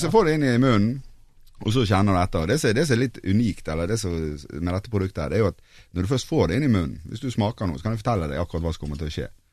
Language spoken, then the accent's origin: Norwegian; Bergen, Vestland, Norway; now in Oslo, Norway; jeg er jo fra Bergen, som dere, men jeg bor jo faktisk her i Oslo